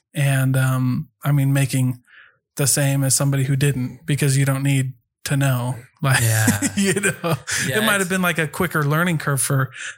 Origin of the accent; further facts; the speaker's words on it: Iowa, United States; moved away as an adult; now in Utah, United States; I'm not from Utah. I'm originally from Iowa.